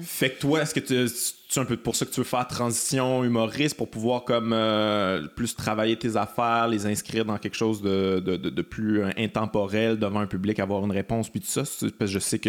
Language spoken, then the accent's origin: French; Quebec, Canada; je suis québécois